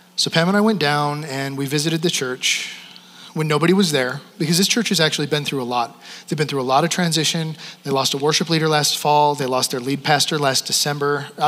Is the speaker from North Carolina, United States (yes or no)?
no; Wyoming, United States; moved away as an adult; also born or lived in Canada; I'm from Wyoming.